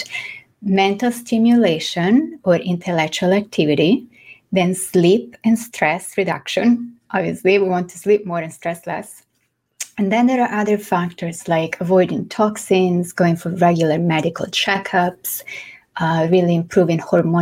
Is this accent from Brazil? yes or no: no; Florence, Tuscany, Italy; accent: mix of Italian, French and English; English is a second language; moved away as an adult; now in New York City, United States; I am from Florence in Italy. So my accent is a mix of Italian, French, which is my second language, and, well, I guess English at this point.